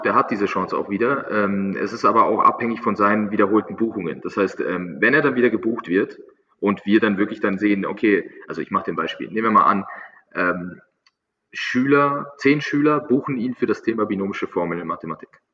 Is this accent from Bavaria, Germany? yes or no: yes; Munich, Bavaria, Germany; ich, ich komme aus München, München ist ähm, relativ große Stadt